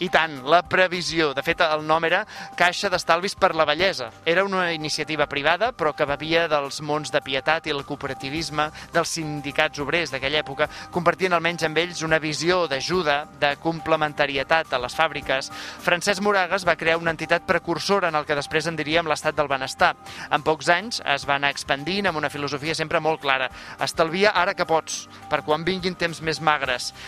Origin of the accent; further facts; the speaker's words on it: Canet de Mar, Catalonia, Spain; al meu poble, a Canet de Mar